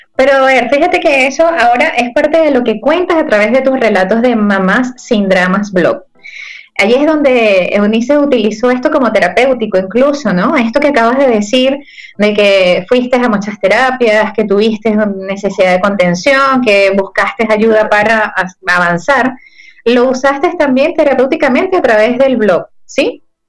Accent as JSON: {"language": "Spanish", "town": "Ciudad Guayana", "region": "Bolívar", "country": "Venezuela", "said": "Yo soy de Puerto Ordaz"}